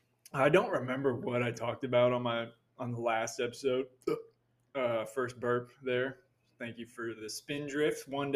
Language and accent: English; Florida, United States; I'm from Florida. We're from Florida.